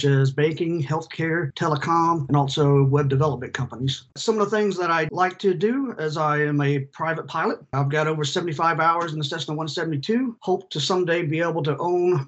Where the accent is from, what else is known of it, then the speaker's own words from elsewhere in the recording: Mobile, Alabama, United States; accent: twang; moved away as an adult; also born or lived in Pascagoula, Mississippi / Huntsville, Alabama / Colorado; You might hear a little bit of a twang. I'm originally from Mobile, Alabama.